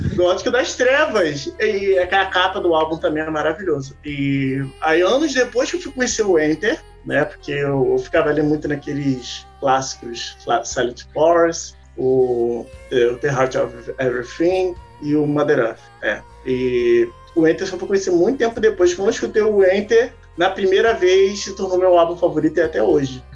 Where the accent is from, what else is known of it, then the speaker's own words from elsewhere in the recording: Rio de Janeiro, Brazil; sou do Rio de Janeiro